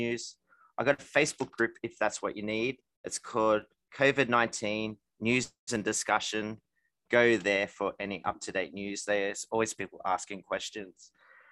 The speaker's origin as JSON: {"language": "English", "country": "Australia", "also_born_or_lived": "Daejeon, South Korea", "moved": "yes", "lives_now": "Gwangmyeong, South Korea", "said": "I'm from Australia"}